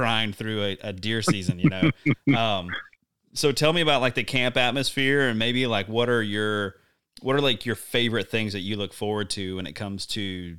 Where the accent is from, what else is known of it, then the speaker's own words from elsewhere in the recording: the South, United States; I mean, you know, growing up in the South, we had deer camp, but things are, I don't know, it's just different.